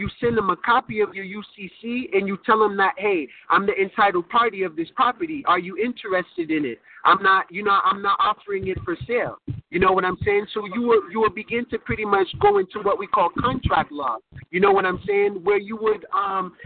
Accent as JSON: {"language": "English", "country": "United States", "tie": "born or raised there", "said": "I was born and raised in America, so I would be considered an American"}